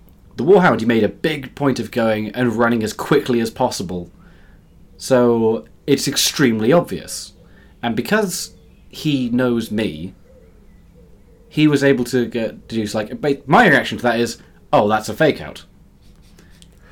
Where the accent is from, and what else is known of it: United Kingdom